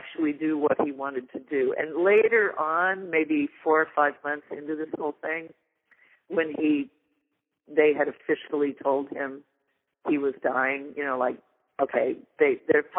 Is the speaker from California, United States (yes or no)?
yes; California, United States; moved away; also born or lived in Vermont; As a Californian